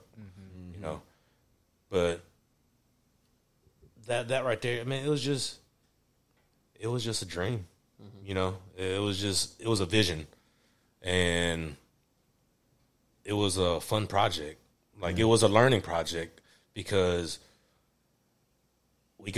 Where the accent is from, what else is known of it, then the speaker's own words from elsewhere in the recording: Nashville, Tennessee, United States; also born or lived in Woodbine, Nashville; Grew up in Woodbine, and I was raised in Antioch. So I'm, you know what I'm saying, I'm a native